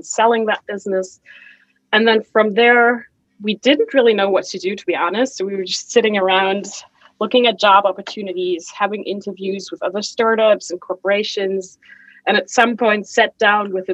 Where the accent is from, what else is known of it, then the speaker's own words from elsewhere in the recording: Germany; also born or lived in Chicago / Hamburg; I flew back to Germany